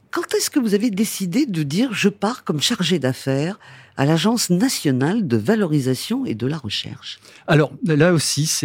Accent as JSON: {"language": "French", "town": "Rennes", "region": "Brittany", "country": "France", "said": "Oui, je suis un breton pure souche."}